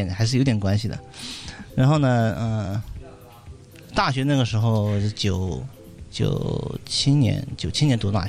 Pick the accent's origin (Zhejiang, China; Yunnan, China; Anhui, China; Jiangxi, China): Jiangxi, China; Jingdezhen; 我七九年出生，出生在呃江西省的一个小镇，就是景德镇啊，大家都可能听说过这个这个这个小镇。我们那边是做瓷器的